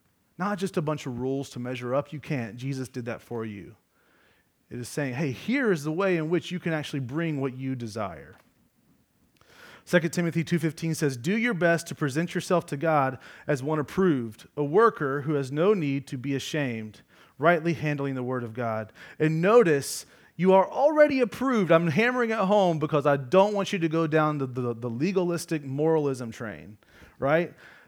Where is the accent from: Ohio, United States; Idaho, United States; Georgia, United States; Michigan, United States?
Georgia, United States; I'm from Georgia.